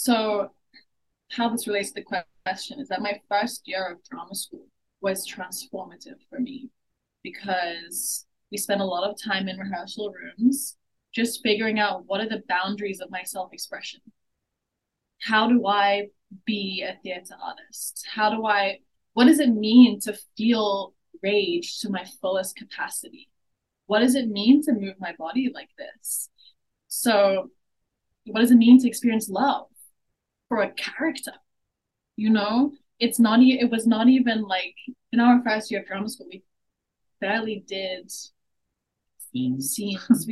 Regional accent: United Arab Emirates; now in New York, United States; I grew up in the Middle East, in the United Arab Emirates

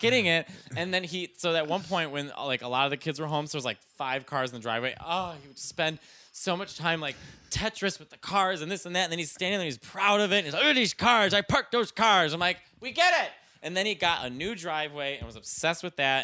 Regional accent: Arlington Heights, Illinois, United States; moved away as an adult; also born or lived in Chicago; I'm from Arlington Heights

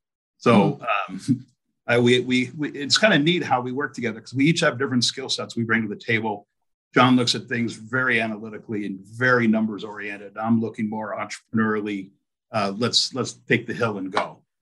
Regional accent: Phoenix, Arizona, United States; moved away as an adult; now in Alaska, United States; I was born in Phoenix, but I think I grew up in Alaska. I've been here since the mid-80s. I was an Air Force veteran stationed up at Eielson. So you take an Arizona boy

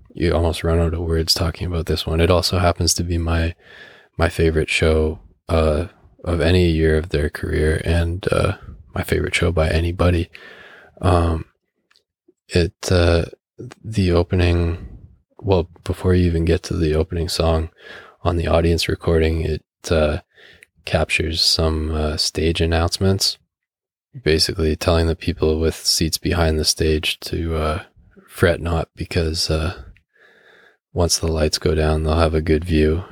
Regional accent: Canada; as a Canadian

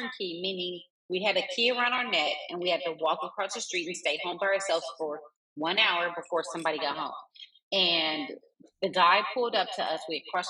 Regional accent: Carson, California, United States; So we grew up in Carson.

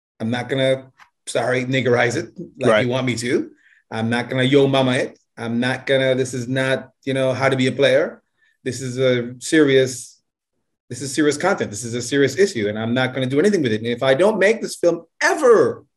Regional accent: Jamaica; also born or lived in United States; now in Japan; I'm from Jamaica

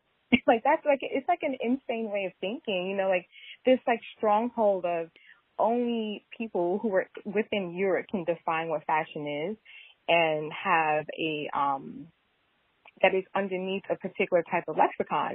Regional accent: New York City, New York, United States; I'm from Queens

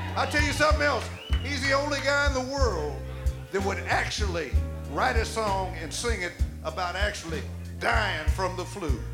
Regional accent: Tulsa, Oklahoma, United States; we were driving around Tulsa, Oklahoma one night. That's my hometown.

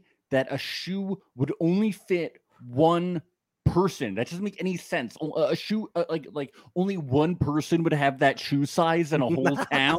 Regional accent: New York, United States; because I'm from New York

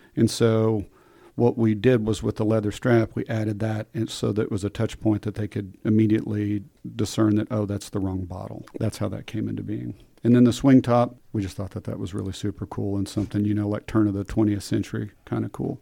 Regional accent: Midland, Texas, United States; I grew up in Midland

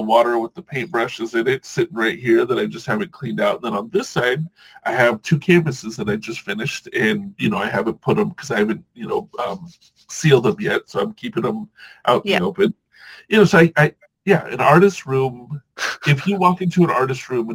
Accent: Southern California, United States; also born or lived in Hawaii / Washington; I grew up in Southern California

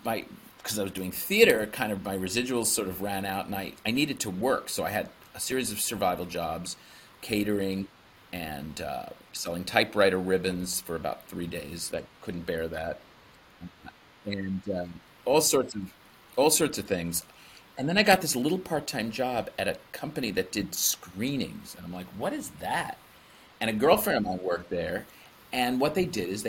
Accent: East Brunswick, New Jersey, United States; I started my own business, a dance and acting studio in my hometown of East Brunswick, New Jersey

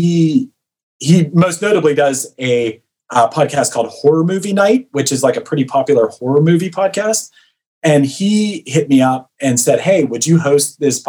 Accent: Pittsburgh, Pennsylvania, United States; I'm from Pittsburgh

